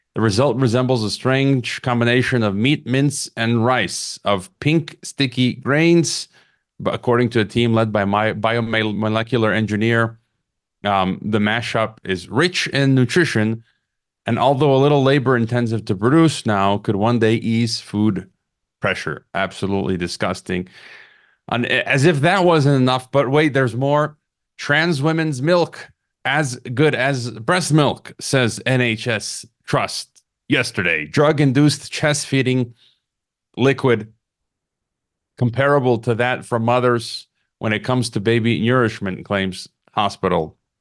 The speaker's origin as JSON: {"language": "English", "town": "Chicago", "region": "Illinois", "country": "United States", "tie": "born or raised there", "said": "my hometown of Chicago"}